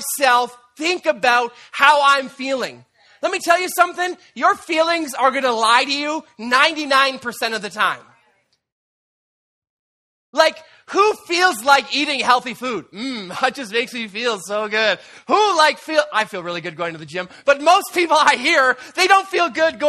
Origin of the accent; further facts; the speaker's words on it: Canada; we're Canadian